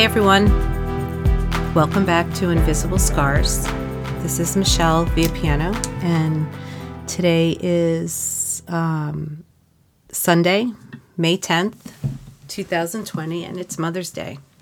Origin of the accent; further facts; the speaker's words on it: Suffolk County, New York, United States; I grew up in Suffolk County